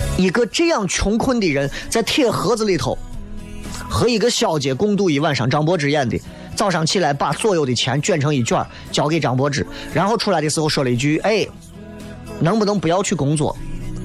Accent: Xi'an, Shaanxi, China; 我最美好的十年广景放在了西安这个地方，但是我愿意把我所有的青春奉献在西安

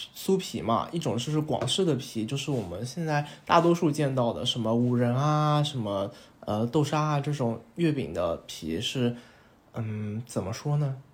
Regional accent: Shanghai, China; 我是上海长大的嘛

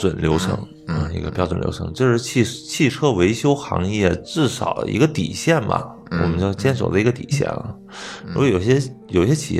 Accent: China; 我们中国人有一个习惯不好，就是什么感冒我不吃药

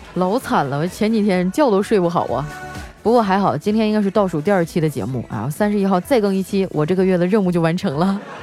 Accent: Northeast China, China; 我们东北人呢，就是爱喝酒，并且还，还贼会劝酒

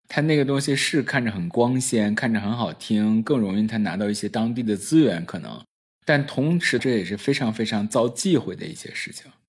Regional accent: Northeast China, China; accent: Northeastern; 我自己本身也是东北人嘛，我就用东北口音回他

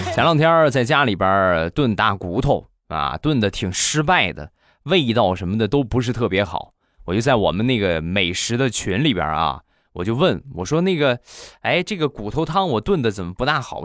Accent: Rizhao, Shandong, China; 我们家乡的特产， 日照绿茶

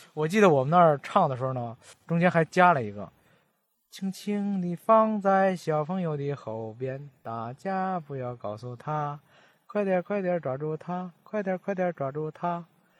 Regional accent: Baoding, Hebei, China; accent: Baoding dialect; 我们保定话跟普通话本来就区别不大嘛

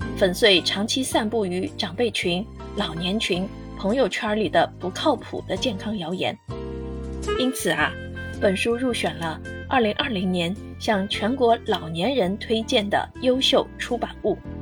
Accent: China; 我们中国人

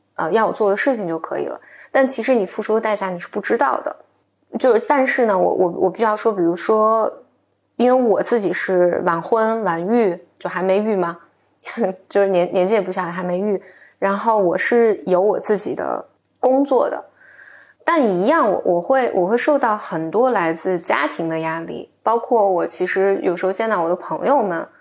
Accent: China; 我在三线城市城市长大嘛

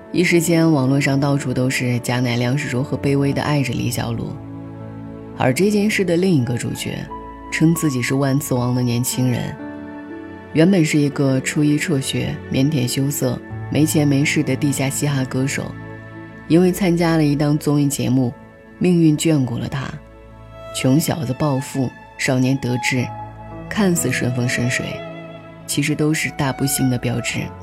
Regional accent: China; 我们国家

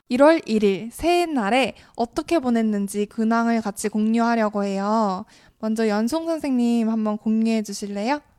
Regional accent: Gangneung, Gangwon, South Korea; 그래서 저는 고향이 강릉이었기 때문에 저도 새해가 되면 빠짐없이 앞에 강릉에 바다가 있잖아요.

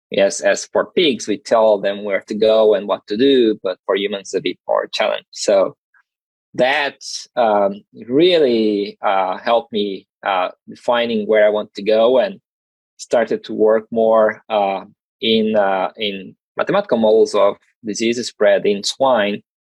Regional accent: South Region, Brazil; English is a second language; moved away as an adult; And I'm originally from Brazil, so my master and PhD were were done all down in the south.

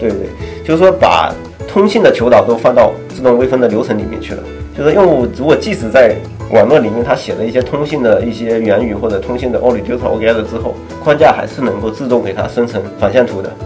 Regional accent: southern China, China; 我是南方人嘛，但是我口味好像比较杂

